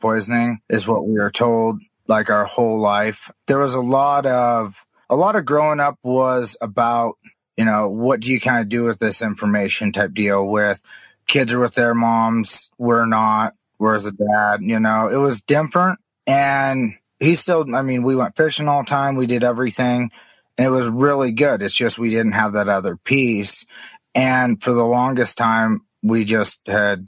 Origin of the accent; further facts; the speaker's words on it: Kalispell, Montana, United States; also born or lived in Blackfeet Reservation, Montana; Growing up, I grew up in Kalispell, Montana